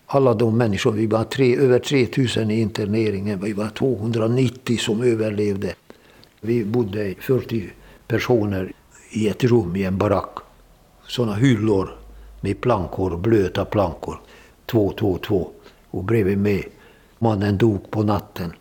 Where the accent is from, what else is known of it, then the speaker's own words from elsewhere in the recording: Hungary; moved away as an adult; also born or lived in Budapest / Donbas, Ukraine; now in Sweden; Jag är född i Ungern, tjugosex.